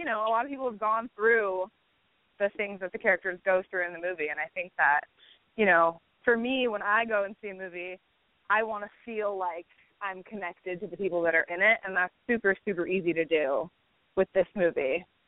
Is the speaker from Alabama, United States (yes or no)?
no; Los Angeles, California, United States; which is maybe because I was born and raised in Los Angeles